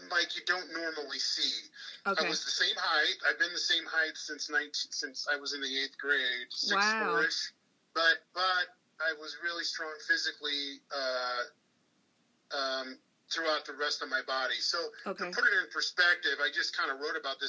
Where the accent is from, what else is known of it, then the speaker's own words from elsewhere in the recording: Des Moines, Iowa, United States; I grew up in Des Moines, Iowa